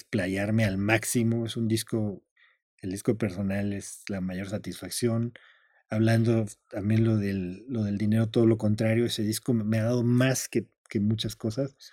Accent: Zacatecas, Mexico; Yo soy de Zacatecas.

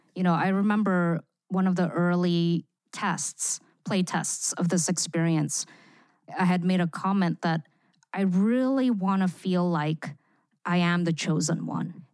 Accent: Singapore; moved away; also born or lived in Indonesia; I grew up in Singapore. I lived there for fifteen years where I attended an American school

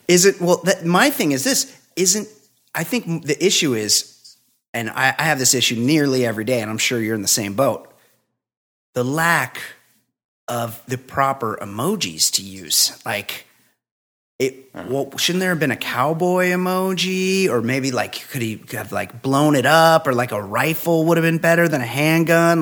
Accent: West Coast, United States; I'm from the West Coast

